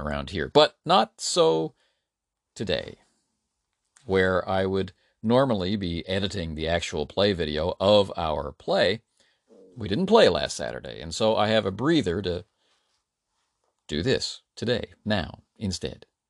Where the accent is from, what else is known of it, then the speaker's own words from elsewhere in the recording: Canada; As a Canadian